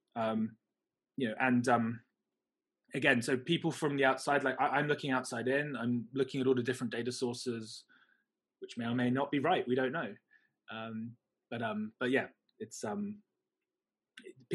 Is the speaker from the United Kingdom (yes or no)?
yes; United Kingdom; also born or lived in China; now in Hong Kong; I'm British, I live in Hong Kong